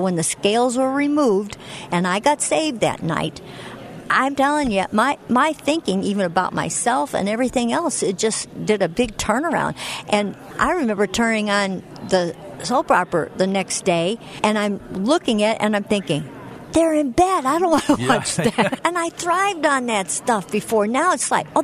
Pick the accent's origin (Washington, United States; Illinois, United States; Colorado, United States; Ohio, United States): Illinois, United States; Chicago; I grew up in Chicago